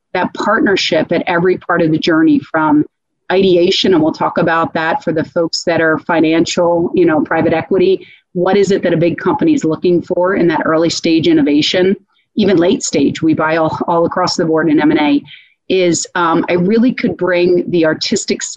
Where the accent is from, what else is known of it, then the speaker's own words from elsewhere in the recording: Philadelphia, Pennsylvania, United States; moved away as an adult; also born or lived in Lansdale, Pennsylvania; now in Dallas, United States; I'm born and raised in the Philadelphia area.